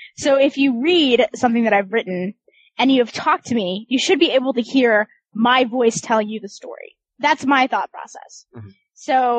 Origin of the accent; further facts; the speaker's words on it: Kansas, United States; but I'm really from Kansas and I've never been to Britain, so I have no idea.